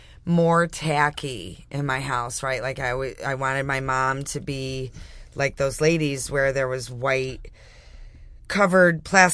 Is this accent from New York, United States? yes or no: yes; Gates, New York, United States; I'm from Gates, like you.